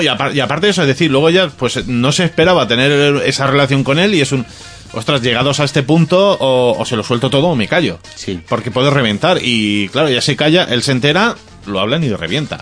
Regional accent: Ibiza, Balearic Islands, Spain; en mi tierra, Ibiza

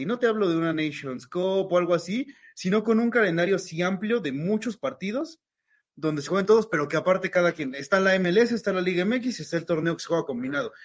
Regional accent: Mexico

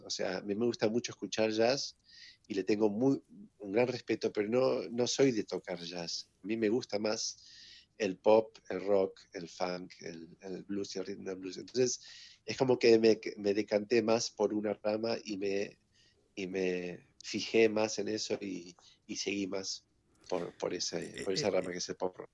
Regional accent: Villa Ballester, Buenos Aires Province, Argentina; en otro colegio alemán que hay en Villa Ballester, de donde yo vengo

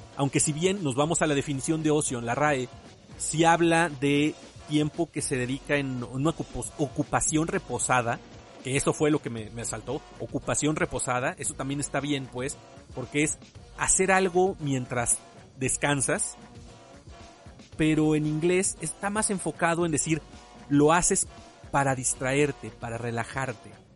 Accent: Mexico; muchos de nosotros aquí en México

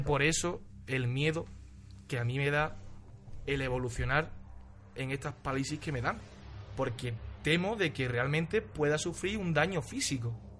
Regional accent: Ronda, Andalusia, Spain; now in Almería, Spain; Yo soy de Ronda, pero actualmente resido en Almería.

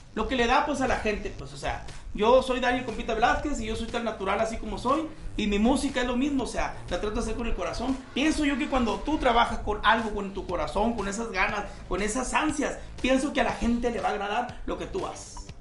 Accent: Hermosillo, Sonora, Mexico; yo soy de Hermosillo, Sonora, México

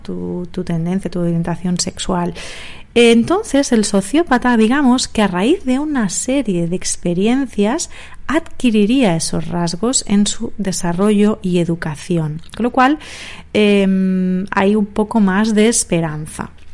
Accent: Barcelona, Catalonia, Spain; also born or lived in Granada / Madrid; acabé trabajando en mi ciudad natal, en Barcelona

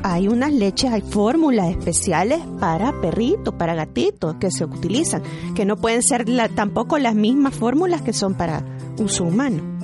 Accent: El Salvador; esperamos, como buenos salvadoreños

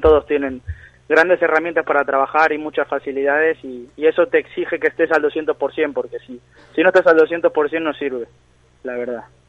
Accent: Monte Grande, Buenos Aires Province, Argentina; now in Spain; Yo de Buenos Aires, de Argentina, Monte Grande

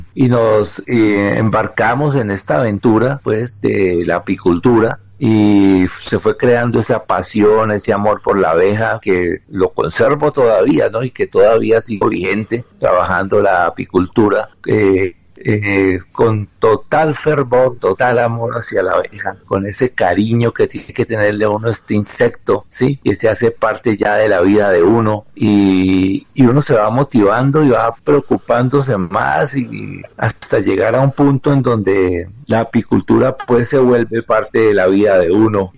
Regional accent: Colombia; motivar aquí en mi país la formación de apicultores

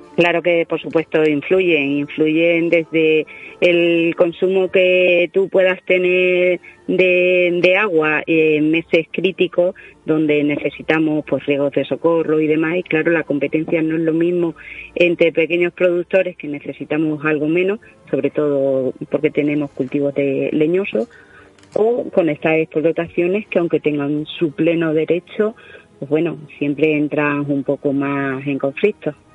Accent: Yecla, Region of Murcia, Spain; mi tierra

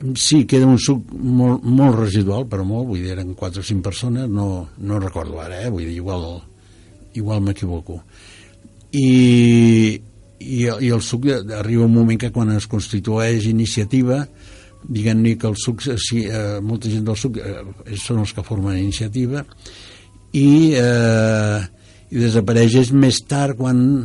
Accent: Cerdanyola del Vallès, Catalonia, Spain; jo quan era petit a Serrallonsa, que tenia 6.000 habitants

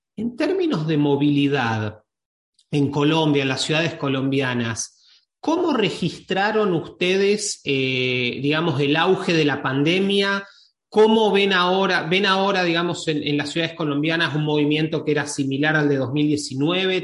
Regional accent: Argentina; yo, soy de Argentina

